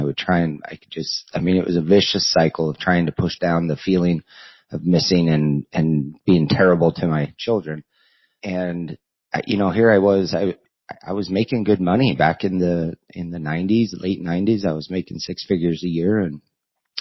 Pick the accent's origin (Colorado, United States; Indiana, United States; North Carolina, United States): Colorado, United States; moved away as an adult; also born or lived in Nebraska; Colorado, my hometown area